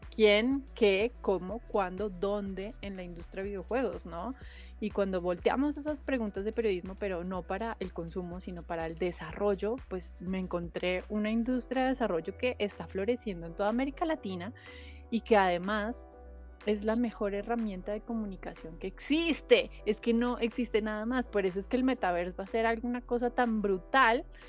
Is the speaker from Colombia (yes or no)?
yes; Colombia